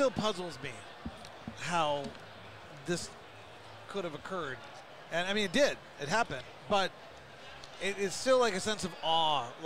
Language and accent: English; New York City, New York, United States; I was Italian and I was from Brooklyn.